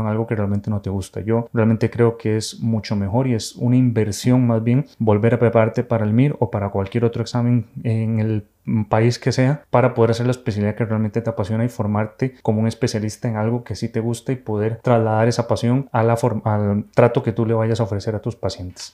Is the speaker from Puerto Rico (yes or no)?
no; Costa Rica; moved away as an adult; now in Spain; soy médico urólogo formado aquí en España, pero soy de Costa Rica